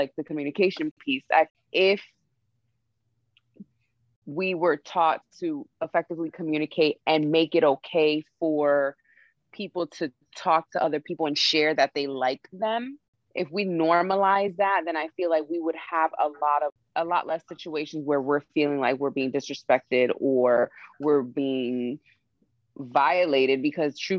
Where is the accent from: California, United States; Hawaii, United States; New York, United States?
New York, United States; I was raised in New York